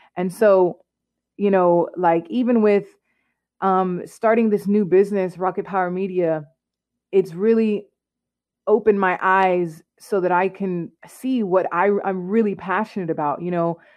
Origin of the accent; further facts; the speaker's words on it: Clarksville, Tennessee, United States; moved away as an adult; also born or lived in Allentown, Pennsylvania; I'm originally from Clarksville, Tennessee